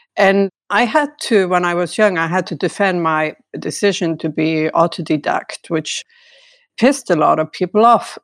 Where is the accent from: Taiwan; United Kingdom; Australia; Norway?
Norway; also born or lived in Stavanger, Norway / Santa Cruz / France